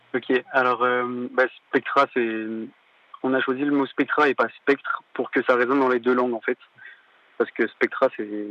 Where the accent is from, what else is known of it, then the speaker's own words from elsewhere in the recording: Walloon Brabant, Wallonia, Belgium; je viens de la Wallonie, du Brabant Wallon, plus précisément